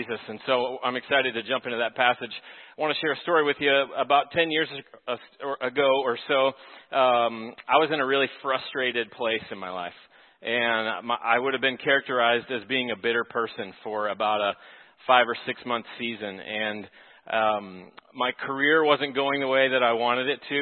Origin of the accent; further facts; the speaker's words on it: Texas, United States; moved away as an adult; now in Minnesota, United States; I'm from Texas, and so I'm learning the cabin culture of Minnesota